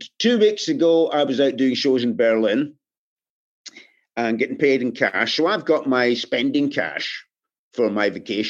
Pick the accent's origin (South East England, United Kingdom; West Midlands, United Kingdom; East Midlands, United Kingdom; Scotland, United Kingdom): Scotland, United Kingdom; And I think in Scotland also, I mean, believe it or not, at the moment, I'm kind of toning my accent down a bit.